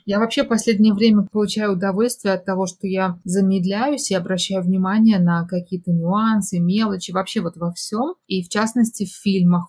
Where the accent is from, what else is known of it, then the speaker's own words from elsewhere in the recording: Tashkent, Uzbekistan; Мы все из Ташкента